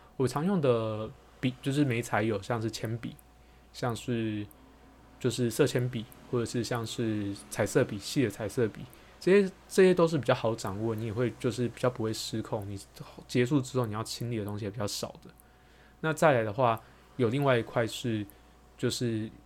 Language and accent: Chinese; Taiwan; 我们台湾人